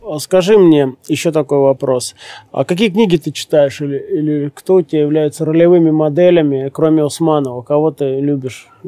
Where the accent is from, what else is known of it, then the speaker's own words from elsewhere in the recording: Siberia, Russia; Я тоже сибиряк